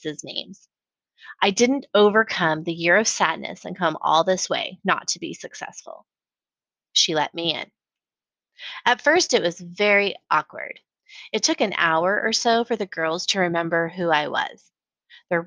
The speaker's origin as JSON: {"language": "English", "town": "Colorado Springs", "region": "Colorado", "country": "United States", "tie": "born or raised there", "moved": "yes", "lives_now": "Austin, United States", "said": "growing up in Colorado Springs."}